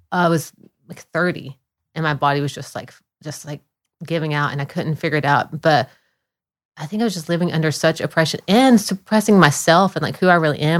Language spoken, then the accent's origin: English; Florida, United States; moved away as an adult; also born or lived in Dunlap, Tennessee; I grew up mostly in Florida. I was born in Tennessee, but I grew up mostly in Florida.